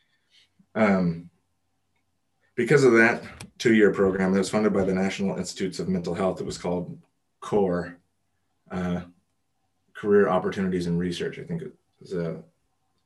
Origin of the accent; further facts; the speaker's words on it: Los Angeles, California, United States; I grew up here in Los Angeles